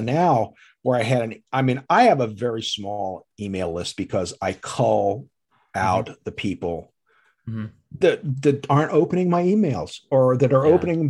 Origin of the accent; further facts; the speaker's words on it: Texas, United States; Like, she'll even tell I'm a Dallas Cowboys fan because I came from Texas and this is Eagle country.